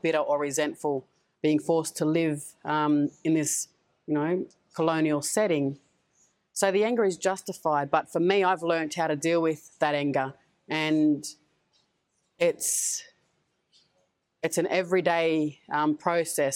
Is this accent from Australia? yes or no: yes; Sydney, New South Wales, Australia; growing up in Sydney